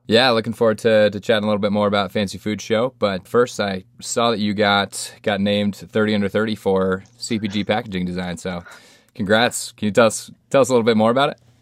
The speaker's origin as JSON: {"language": "English", "region": "Colorado", "country": "United States", "tie": "born or raised there", "said": "my home state of Colorado"}